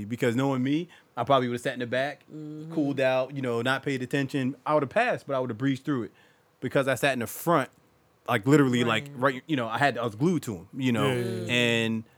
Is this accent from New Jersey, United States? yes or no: yes; Willingboro, New Jersey, United States; From Willenboro, born and raised